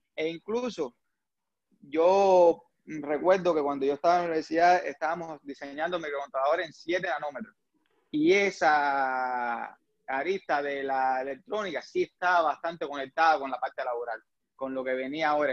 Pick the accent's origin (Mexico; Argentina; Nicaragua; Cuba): Cuba; first language Spanish; moved away as an adult; now in United States; yo soy eh, de origen cubano, ingeniero eléctrico, aquí en Estados Unidos, pero en Cuba yo estudié automática